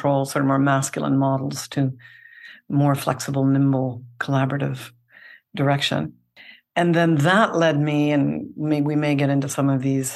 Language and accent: English; Canada; accent: Canadian; now in Seattle, United States; I'm based in Seattle, although I'm originally Canadian, and some might recognize that accent still shining through